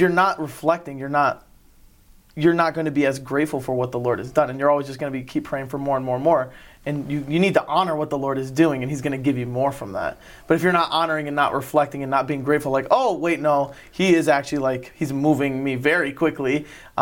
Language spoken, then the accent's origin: English; Lansing, Michigan, United States; now in Brighton, United States; I pretty much grew up in Lansing.